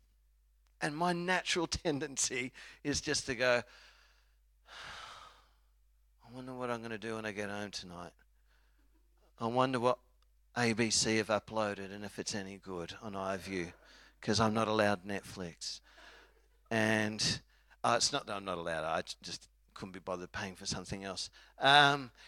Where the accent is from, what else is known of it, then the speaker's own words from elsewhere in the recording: Australia; I'm an Aussie